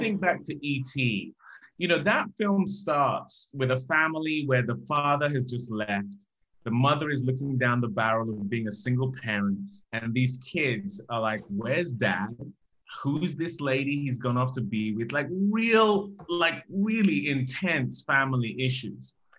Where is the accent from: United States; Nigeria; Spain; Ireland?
Nigeria; growing up in Nigeria